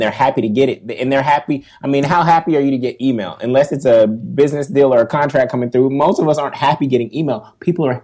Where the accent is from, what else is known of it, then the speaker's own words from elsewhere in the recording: Oakland, California, United States; moved away as an adult; also born or lived in Los Angeles, California / Stanford, California; now in New York, United States; originally from Oakland, California